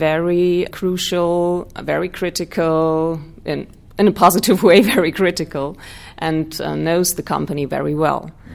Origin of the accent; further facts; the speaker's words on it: Germany; I was born and raised in Germany